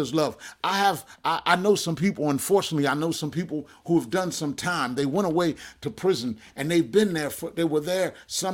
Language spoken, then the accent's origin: English; Jersey Shore, New Jersey, United States; I remember growing up on the Jersey Shore